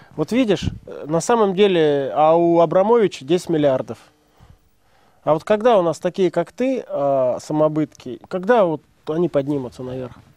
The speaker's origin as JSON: {"language": "Russian", "town": "Leninsk-Kuznetsky", "region": "Kemerovo Oblast", "country": "Russia", "tie": "born or raised there", "moved": "yes", "said": "я из маленького деревни сибирской"}